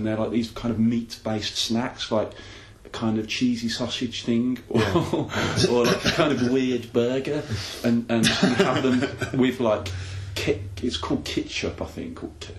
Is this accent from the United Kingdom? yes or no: yes; England, United Kingdom; because we kind of, as English people, we grow up with quite a familiar